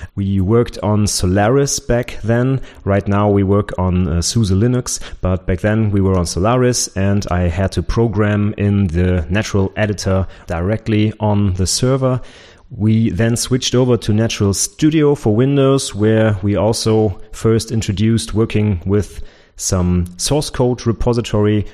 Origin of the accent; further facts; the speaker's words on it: Germany; also born or lived in Nuremberg; my former professor in my hometown, where I did my bachelor's degree